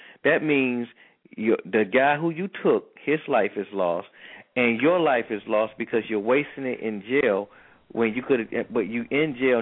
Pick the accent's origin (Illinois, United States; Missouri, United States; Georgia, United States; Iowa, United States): Georgia, United States; Atlanta; I grew up in the projects in Atlanta myself